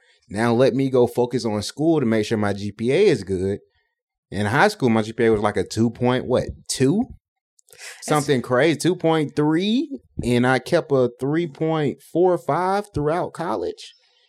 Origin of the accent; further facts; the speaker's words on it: Decatur, Georgia, United States; So I grew up in Decatur. So North Decatur Mall, when they had the arcade.